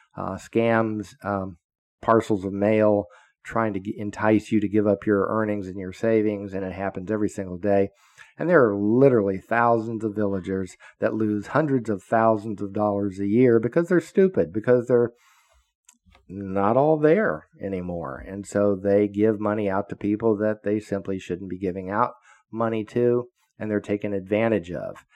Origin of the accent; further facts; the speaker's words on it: Florida, United States; I grew up in Florida, so I am a Floridian. I've lived here all my life, except when I was in the military and a Fed.